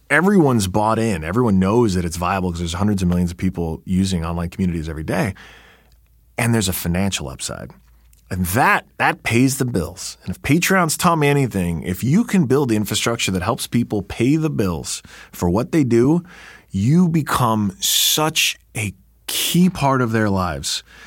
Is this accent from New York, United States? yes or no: yes; New York, United States; I'm a New Yorker